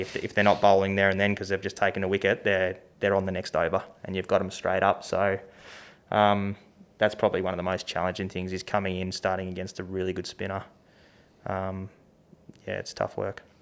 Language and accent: English; Tasmania, Australia; growing up in Tassie